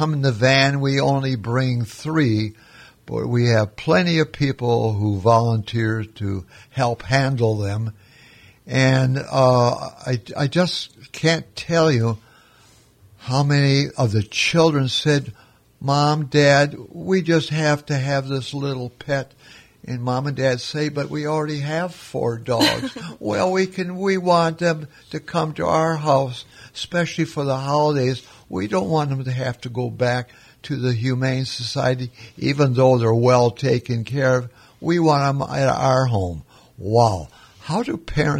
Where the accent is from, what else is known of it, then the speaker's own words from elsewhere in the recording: Minnesota, United States; moved away as an adult; also born or lived in Arizona; now in Florida, United States; I grew up in Minnesota